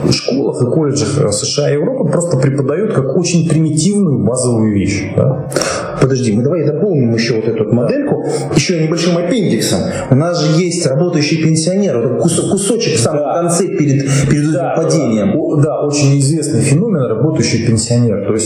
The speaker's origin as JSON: {"language": "Russian", "country": "Russia"}